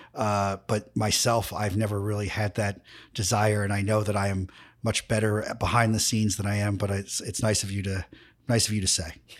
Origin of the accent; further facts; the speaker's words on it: New York City, New York, United States; I'm a guy from Queens